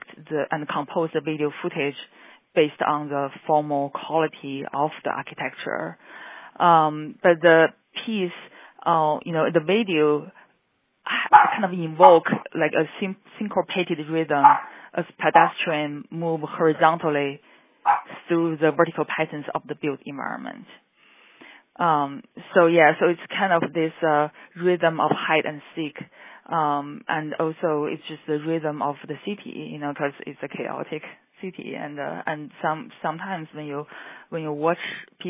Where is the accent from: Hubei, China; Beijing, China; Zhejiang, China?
Beijing, China; moved away as an adult; now in Chicago, United States; I grew up in China